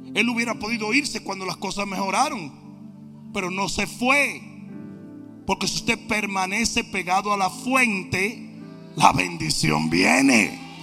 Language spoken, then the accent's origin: Spanish; Dominican Republic; moved away; en mi país, un país maravilloso, usted no podía responderle a su papá y a su mamá